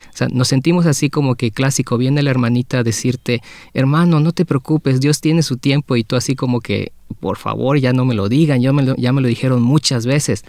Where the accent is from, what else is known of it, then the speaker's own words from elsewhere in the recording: Mexico; moved away; yo vengo de México